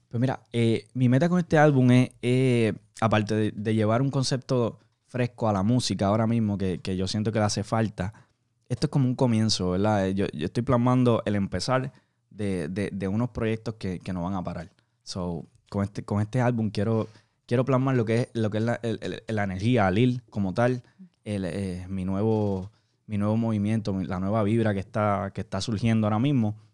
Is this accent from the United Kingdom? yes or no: no; Puerto Rico; now in Miami, United States; yo soy de Puerto Rico, ¿verdad? Actualmente estamos aquí trabajando en Miami